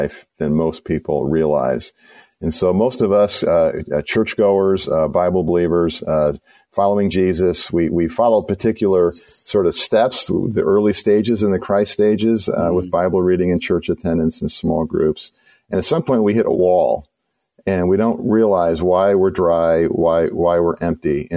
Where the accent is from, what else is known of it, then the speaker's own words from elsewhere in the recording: Chicago, Illinois, United States; I'm from Chicago